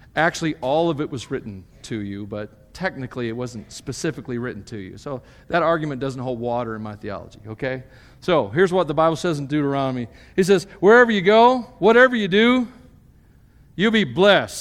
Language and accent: English; United States; being a Christian as an American, as a Westerner